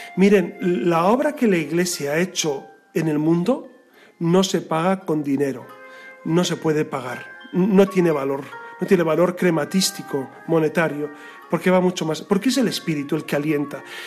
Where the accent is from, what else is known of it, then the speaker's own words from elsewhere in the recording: Castile, Spain; yo soy castellano